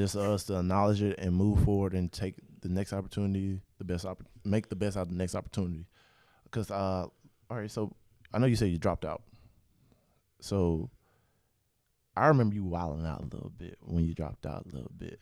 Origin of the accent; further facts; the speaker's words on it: Pensacola, Florida, United States; I grew up in Pensacola.